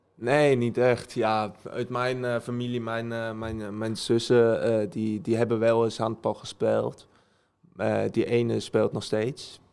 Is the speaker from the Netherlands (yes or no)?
no; Germany; accent: German; Dutch is a second language; Ja, ik woonde mijn hele leven in Duitsland. mijn ouders zijn beide dan Nederlands. Ehm, en ik ben ook in Duitsland geboren.